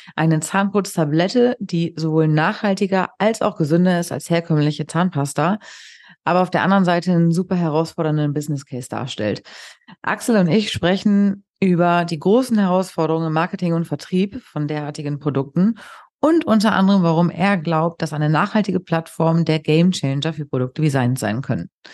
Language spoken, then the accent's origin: German; Hamburg, Germany; ich bin Hamburgerin